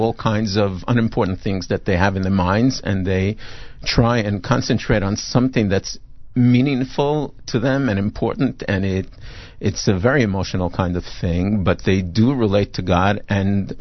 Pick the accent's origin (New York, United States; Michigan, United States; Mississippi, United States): New York, United States; New York City; moved away as an adult; also born or lived in Brooklyn / Flatbush; now in Israel; Born in Brooklyn, grew up in Queens mainly